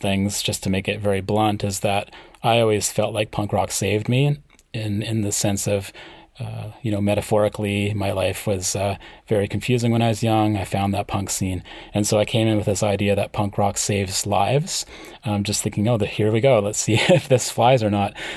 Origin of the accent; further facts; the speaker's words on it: small town five hours north of Vancouver, British Columbia, Canada; I live in a small town that's about five hours north of Vancouver